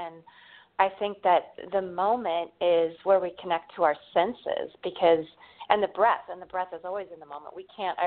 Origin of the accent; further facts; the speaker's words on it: Northern California, United States; I grew up in Northern California